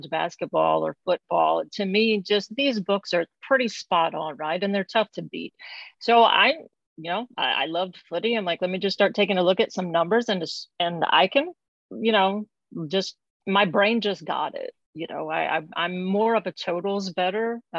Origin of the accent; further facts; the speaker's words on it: Alabama, United States; I'm from the Gulf Coast of Alabama, so I'm a huge not bandwagoner, but huge Crimson Tide fan.